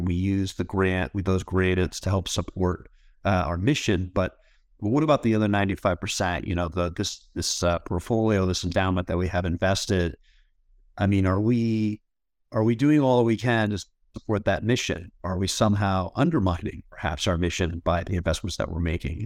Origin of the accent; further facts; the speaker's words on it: Duxbury, Massachusetts, United States; moved away as an adult; also born or lived in Ithaca, New York / Los Angeles; now in Seattle, United States; I grew up in Massachusetts in a little town called Duxbury.